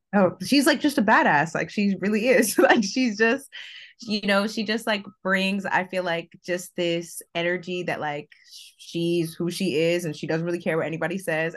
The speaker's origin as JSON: {"language": "English", "town": "Fort Lauderdale", "region": "Florida", "country": "United States", "moved": "yes", "said": "I'm originally from, like, South Florida, like, Fort Lauderdale, Miami area"}